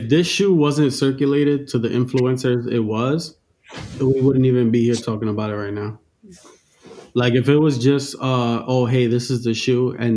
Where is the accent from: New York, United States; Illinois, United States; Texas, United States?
New York, United States; Queens; I'm from Queens and I listen